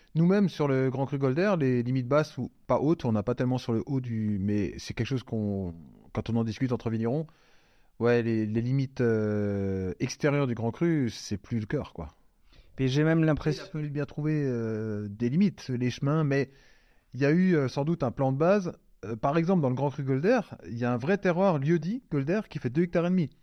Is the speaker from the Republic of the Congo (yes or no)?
no; Alsace, Grand Est, France; j'habite pas à Avignon, j'habite pas, euh, Toulon, j'habite pas. Donc, euh, moi, je suis alsacien